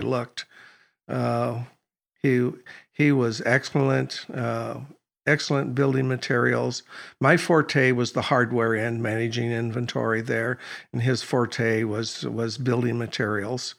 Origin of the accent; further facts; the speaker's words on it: Oregon, United States; I was born in Oregon